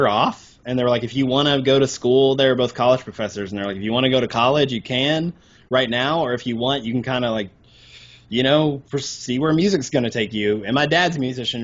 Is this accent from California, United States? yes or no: no; Arkansas, United States; moved away; I grew up in Arkansas